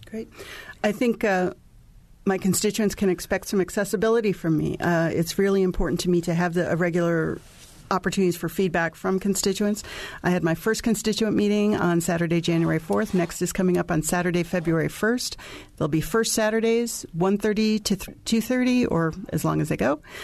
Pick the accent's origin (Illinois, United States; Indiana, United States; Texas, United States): Indiana, United States; Gary; now in Bloomington, United States; I grew up in Gary, Indiana, and I've, I, in many ways, I watched my hometown